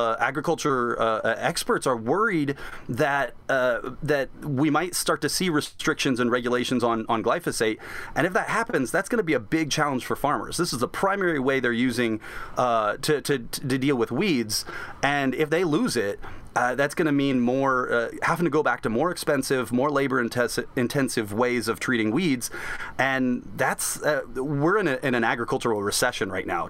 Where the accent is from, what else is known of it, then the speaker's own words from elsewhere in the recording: Southeast Iowa, United States; I grew up in Southeast Iowa